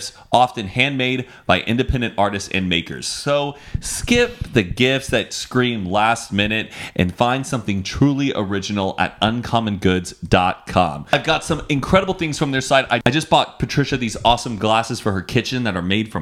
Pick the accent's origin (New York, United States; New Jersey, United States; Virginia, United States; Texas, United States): Texas, United States; Dallas; also born or lived in Austin, Texas; I moved away from Dallas when I was like 18